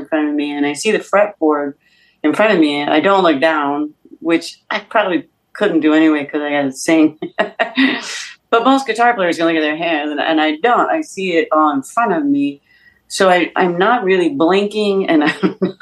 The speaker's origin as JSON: {"language": "English", "country": "United States", "said": "I'm American"}